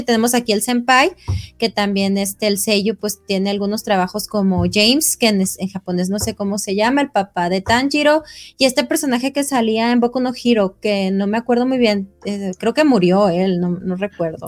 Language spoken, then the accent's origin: Spanish; Mexico; nosotros como mexicanos